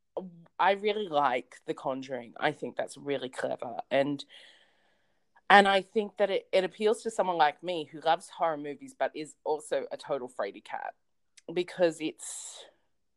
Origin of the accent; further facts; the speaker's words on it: Australia; I'm Australian